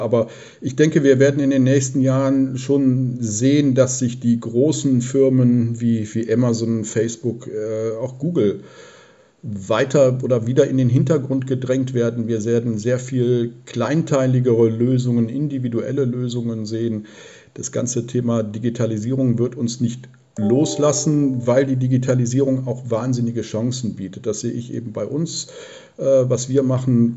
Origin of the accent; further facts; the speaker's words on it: Neuss, North Rhine-Westphalia, Germany; ich komme aus Neuss